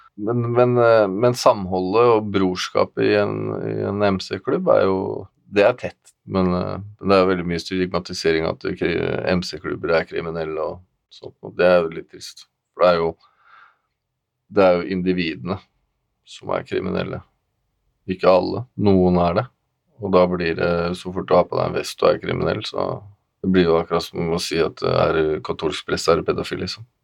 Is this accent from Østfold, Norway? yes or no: yes; Moss, Østfold, Norway; also born or lived in Våler; Jeg er eh, oppvokst i Våler og i Moss